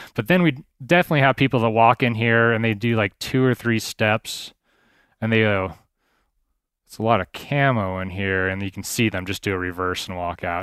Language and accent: English; Idaho Falls, Idaho, United States; also born or lived in Colorado / Moscow, Idaho / Wood River Valley, Idaho; I was born in Colorado, but I've been an Idaho boy now for most of my life. So I grew up in Idaho Falls for the most part